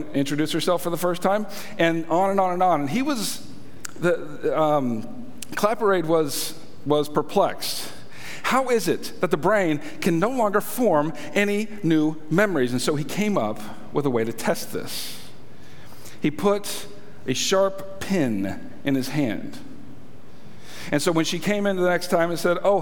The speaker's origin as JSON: {"language": "English", "country": "United States", "said": "I'm an American, and that's how we say it here in America"}